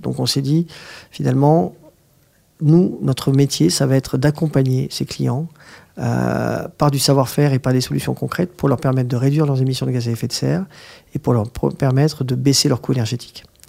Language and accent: French; Agen, Nouvelle-Aquitaine, France; now in Paris, France; je suis né à Agen